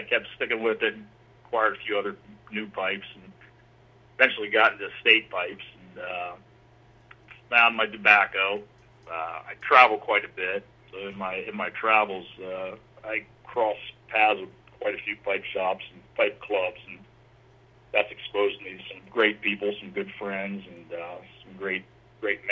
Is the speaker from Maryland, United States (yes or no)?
yes; Hagerstown, Maryland, United States; also born or lived in Germany / Williamsport, Maryland; I grew up in near Hagerstown, Maryland. It's a pretty small Western Maryland community